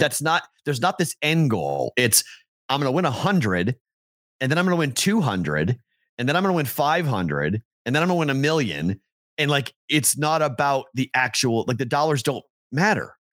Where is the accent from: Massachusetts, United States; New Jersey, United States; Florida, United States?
Massachusetts, United States; Andover; now in Las Vegas, United States; I'm from Andover